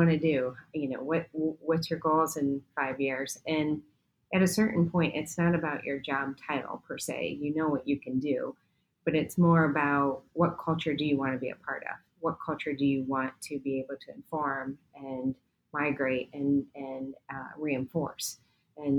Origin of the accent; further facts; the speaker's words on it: New York, United States; I was born in New York, the whole family was.